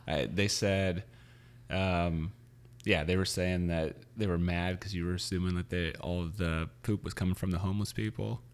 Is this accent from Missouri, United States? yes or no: yes; Missouri, United States; also born or lived in Louisiana; now in San Francisco, United States; I grew up in Missouri, and, uh, I lived in Louisiana for ten years